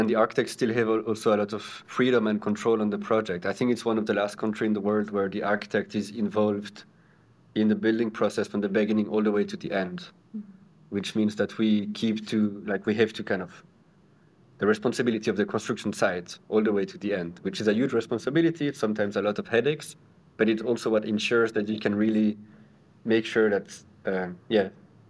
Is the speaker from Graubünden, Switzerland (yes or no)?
no; Neuchâtel, Switzerland; moved away as an adult; also born or lived in Lausanne / Copenhagen; now in Zurich, Switzerland; I'm from Neuchâtel, actually, so the French part of Switzerland. And I grew up in Neuchâtel